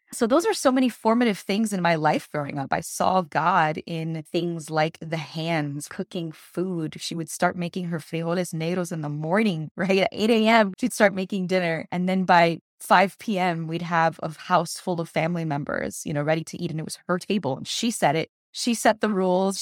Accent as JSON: {"language": "English", "town": "Miami", "region": "Florida", "country": "United States", "tie": "born or raised there", "moved": "yes", "said": "I was born and raised in Miami, Florida"}